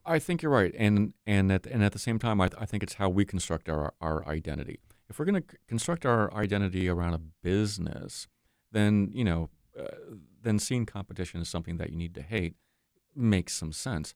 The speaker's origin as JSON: {"language": "English", "region": "New York", "country": "United States", "tie": "born or raised there", "moved": "yes", "said": "growing up in New York"}